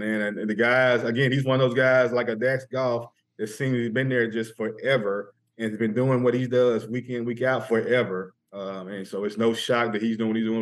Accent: Pine Bluff, Arkansas, United States; Pine Bluff's my hometown

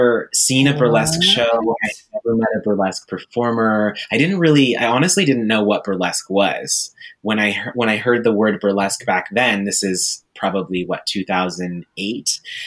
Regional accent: Juneau, Alaska, United States; moved away; I grew up in Juneau, Alaska

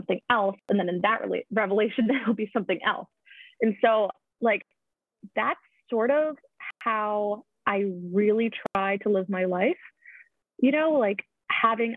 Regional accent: Bergen County, New Jersey, United States; moved away as an adult; now in Boston area, United States; I grew up outside of New York City.

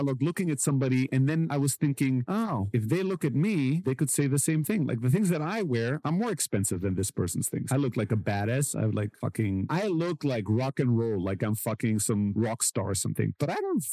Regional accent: Germany; I grew up in Germany and I grew up in a very like immigrant social housing kind of environment

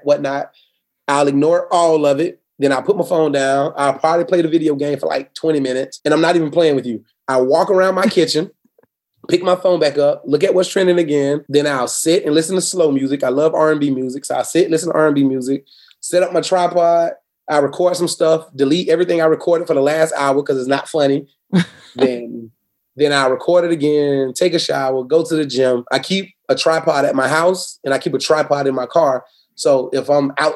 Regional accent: Florida, United States; Born and raised in Florida. Never want to leave it.

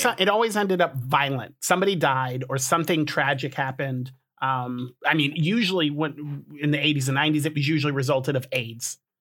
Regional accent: Colorado, United States; I was born in Colorado

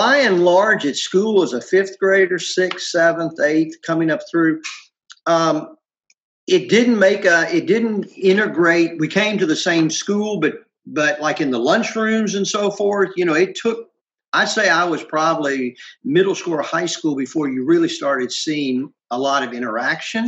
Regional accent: Virginia, United States; also born or lived in Ohio; My family moved to Virginia when I was 7

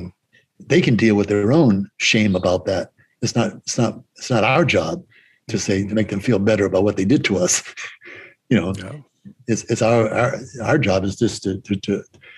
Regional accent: Boston, Massachusetts, United States; I'm from Boston

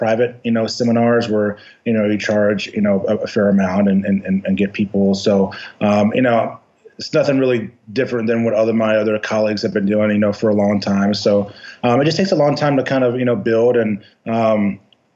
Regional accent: Louisville, Kentucky, United States; also born or lived in Bowling Green, Kentucky / Albuquerque, New Mexico; I'm originally from Louisville, Kentucky

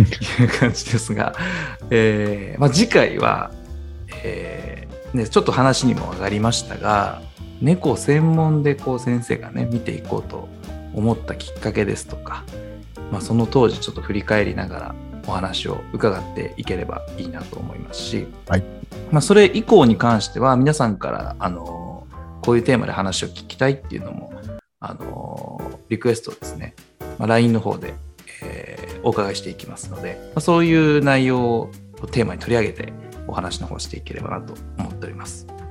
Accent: Nagoya, Aichi, Japan; 名古屋出身の我々なんですが

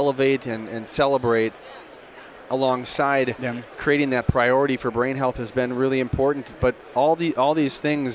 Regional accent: Hastings, Minnesota, United States; I grew up in Hastings, Minnesota, which is just east on the Mississippi and St. Croix River

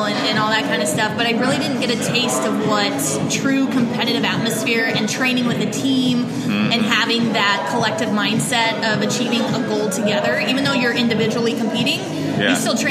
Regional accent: Colorado, United States; I grew up in Colorado

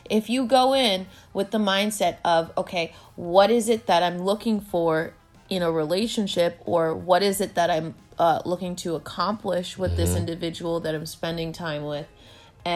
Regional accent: United States; I was born in the States, but I'm also of Haitian descent because my parents were born in Haiti.

